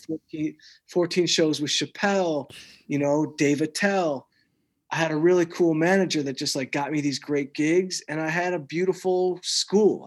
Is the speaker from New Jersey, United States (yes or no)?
no; outside Detroit, Michigan, United States; growing up outside Detroit like I did